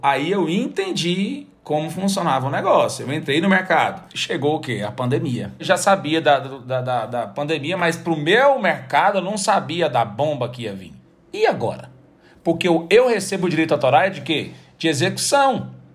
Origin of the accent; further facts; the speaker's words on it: Goiânia, Goiás, Brazil; also born or lived in Salvador; eu sou de Goiânia